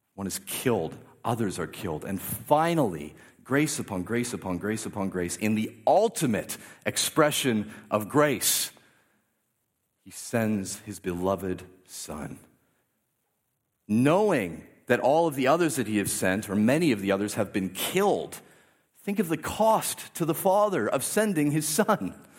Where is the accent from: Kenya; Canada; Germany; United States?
Canada; I grew up in a, very much in a Canadian Christian culture